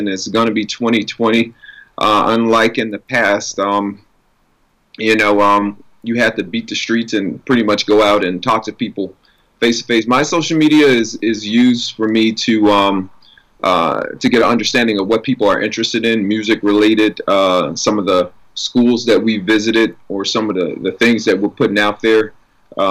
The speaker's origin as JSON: {"language": "English", "town": "New Orleans", "region": "Louisiana", "country": "United States", "tie": "born or raised there", "said": "growing up in New Orleans and in that environment, we were all expected to sing and perform"}